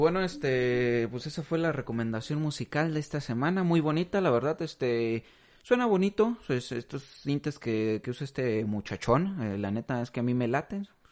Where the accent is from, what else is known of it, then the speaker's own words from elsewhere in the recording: Mexico; nosotros como mexicanos